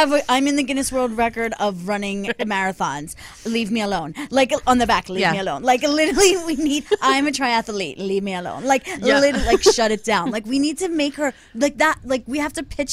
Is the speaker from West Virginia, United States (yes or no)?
no; Delaware County, Pennsylvania, United States; accent: Delco; my Delco just came out. Yes, I'm from Delaware County, Pennsylvania